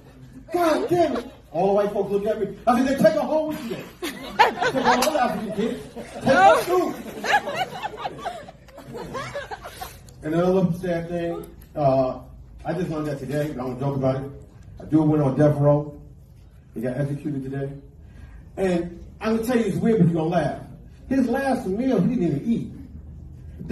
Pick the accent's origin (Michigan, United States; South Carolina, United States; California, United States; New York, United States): New York, United States; We're from New York